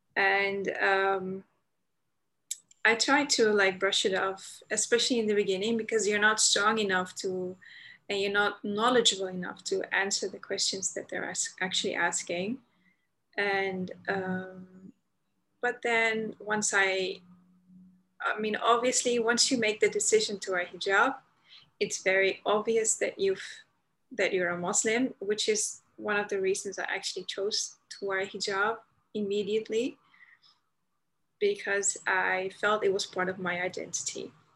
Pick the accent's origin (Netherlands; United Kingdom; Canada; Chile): Netherlands; Amsterdam, North Holland; I'm Dutch, born and raised in the Netherlands, in Amsterdam